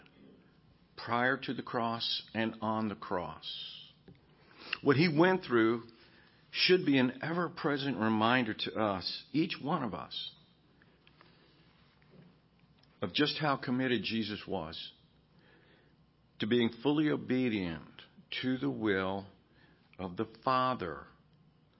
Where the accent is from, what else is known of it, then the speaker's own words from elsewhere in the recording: United States; As an American